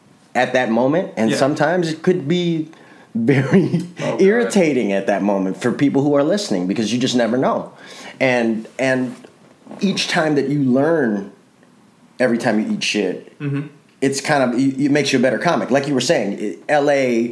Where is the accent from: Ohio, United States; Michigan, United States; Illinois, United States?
Illinois, United States; Chicago; moved away as an adult; now in California, United States; I grew up in that in Chicago